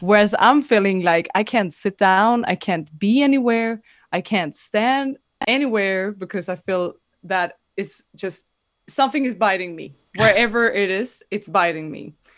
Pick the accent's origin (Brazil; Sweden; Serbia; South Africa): Sweden; moved away as an adult; now in Amsterdam, Netherlands; I'm originally from Sweden, but been living in Amsterdam for the last two years.